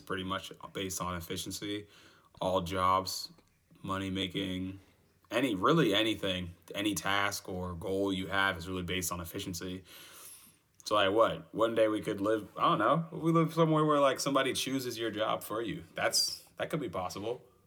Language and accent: English; United States; I'm an American